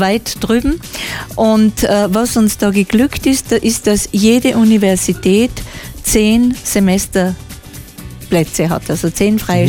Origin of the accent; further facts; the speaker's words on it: Austria; als Österreicher